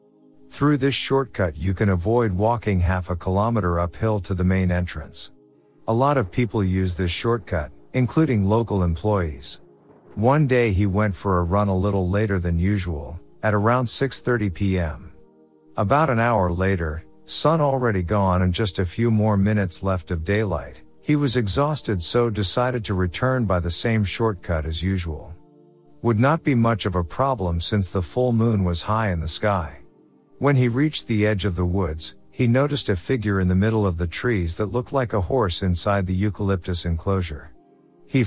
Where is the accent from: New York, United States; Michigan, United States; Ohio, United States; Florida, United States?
Michigan, United States; Vandercook Lake; So, I grew up in Vandercook Lake, Michigan, and I lived in a small trailer park about 2 miles from 127 Highway.